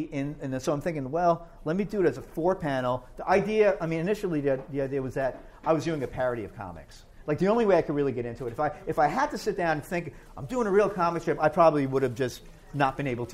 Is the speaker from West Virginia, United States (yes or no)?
no; Hoboken, New Jersey, United States; also born or lived in Rahway, New Jersey; I grew up in Hoboken, with my brothers here